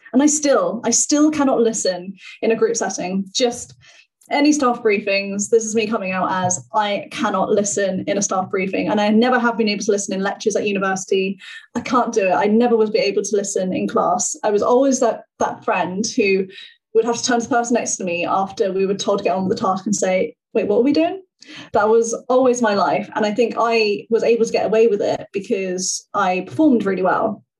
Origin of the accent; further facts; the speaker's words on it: Hendon, London, United Kingdom; I grew up in Northwest London in Hendon, kind of in the suburbs, and I've moved like into the city